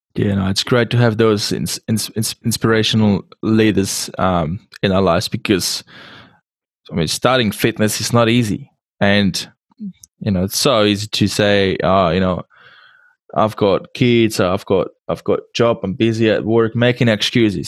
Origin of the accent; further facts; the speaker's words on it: Czechia; English is a second language; i come from uh, czech republic so english is my second language